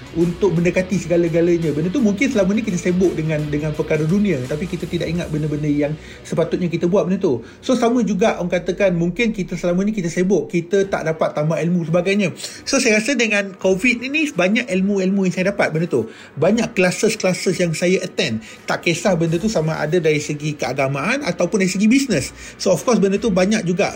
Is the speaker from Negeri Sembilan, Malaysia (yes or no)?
yes; Gemas, Negeri Sembilan, Malaysia; saya membesar di Felda Palung 2 di Gemas Negeri Sembilan